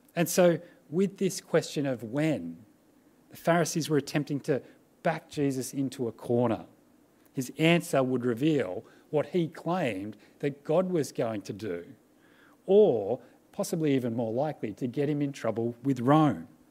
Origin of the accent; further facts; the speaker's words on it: Australia; as Australian Christians